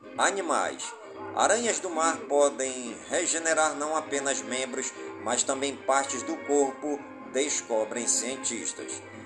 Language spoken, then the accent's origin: Portuguese; Careiro da Várzea, Amazonas, Brazil; Careiro da Vaz e a minha cidade natal